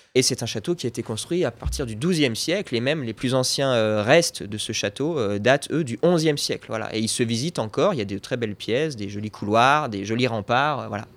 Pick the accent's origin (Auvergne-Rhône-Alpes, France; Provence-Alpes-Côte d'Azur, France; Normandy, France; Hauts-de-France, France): Auvergne-Rhône-Alpes, France; Dauphiné; je suis originaire du Dauphiné